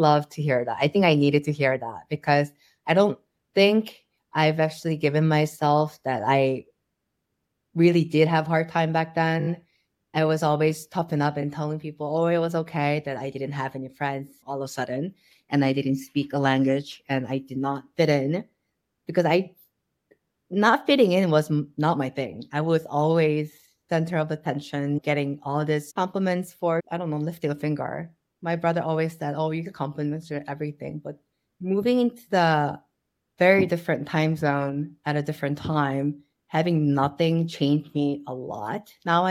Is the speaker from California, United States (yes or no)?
no; Ohio, United States; also born or lived in New York; now in Seoul, South Korea; I didn't realize that's what I grew up with in Ohio. And then Ohio, Lake Erie, and then it has the biggest national park.